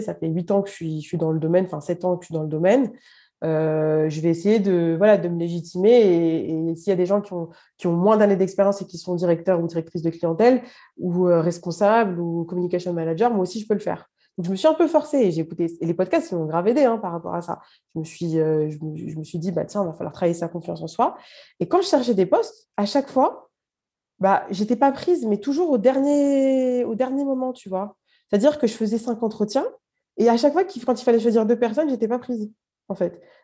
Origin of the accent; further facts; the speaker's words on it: Paris, Île-de-France, France; also born or lived in Algeria (parents' origin); Je suis juste à côté de Paris, mais j'ai grandi dans le 20e à Paris.